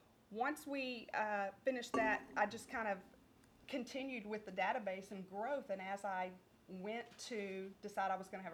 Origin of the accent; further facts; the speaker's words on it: Splendora, Texas, United States; also born or lived in Huffman, Texas; I'm from Splendora